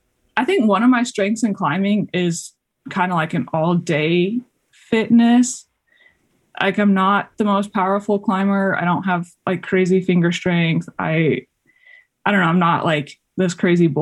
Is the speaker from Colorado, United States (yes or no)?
yes; Colorado, United States; moved away as an adult; also born or lived in Texas / Washington; I grew up in Colorado, so kind of in my backyard